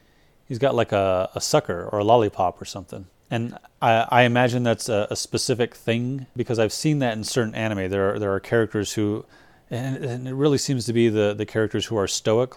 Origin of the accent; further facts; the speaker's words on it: United States; as an American dude